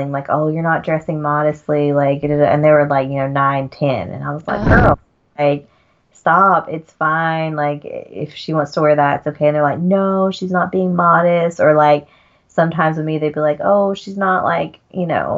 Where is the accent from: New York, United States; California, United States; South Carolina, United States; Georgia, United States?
Georgia, United States; accent: Southern; moved away as an adult; also born or lived in Utah; now in Germany; I grew up in Georgia, so in like in the deep South